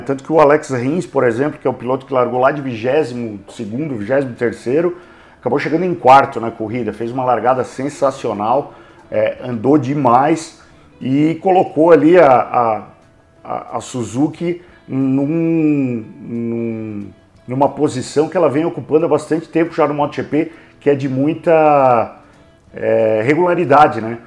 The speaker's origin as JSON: {"language": "Portuguese", "country": "Brazil", "said": "eu sou brasileiro"}